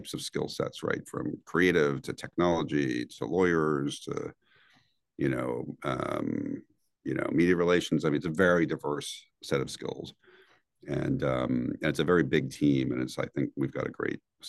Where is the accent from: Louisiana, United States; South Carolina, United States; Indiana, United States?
Indiana, United States; Northwest; moved away; also born or lived in New York; growing up in Northwest Indiana as a high schooler